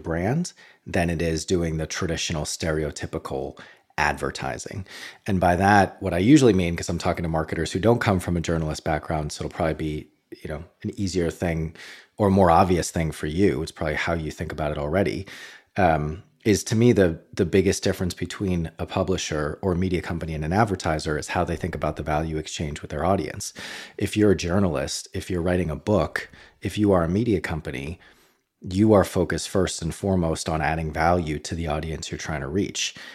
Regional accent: Boston, Massachusetts, United States; moved away as an adult; as an American who grew up in Boston

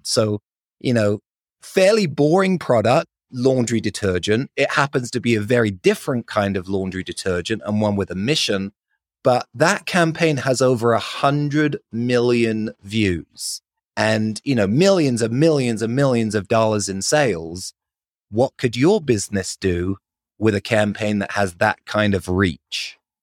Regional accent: London, United Kingdom; accent: British; moved away as an adult; now in Salt Lake City, United States; I grew up in London, lived there for 20 years

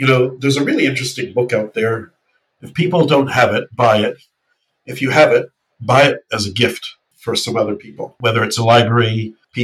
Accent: New Zealand; when I went to school in New Zealand

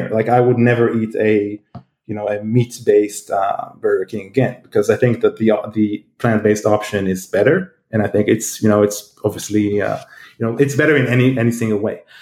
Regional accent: Israel; now in United States; you know, I came from Israel, which is quite advanced, but still, these things didn't happen here. And moved to the U.S., and suddenly it's all around.

